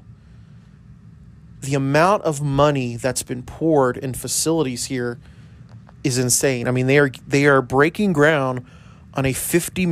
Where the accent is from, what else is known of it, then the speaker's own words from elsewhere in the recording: El Paso, Texas, United States; now in Lubbock, United States; I grew up in El Paso